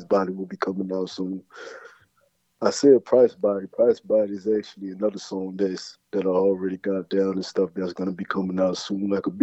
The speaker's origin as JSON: {"language": "English", "area": "Bryan County", "region": "Florida", "country": "United States", "said": "I'm from Bryan County, Florida"}